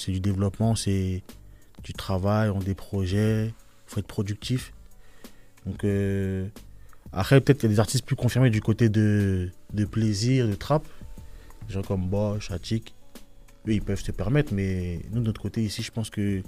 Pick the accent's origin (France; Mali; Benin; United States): France; Limay, Île-de-France; On est issu de la ville de Limay